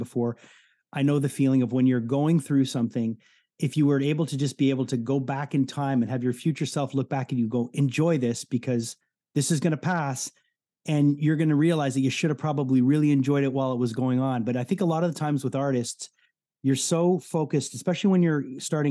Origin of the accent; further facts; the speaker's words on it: Montreal, Quebec, Canada; growing up in Montreal, growing up listening to rock radio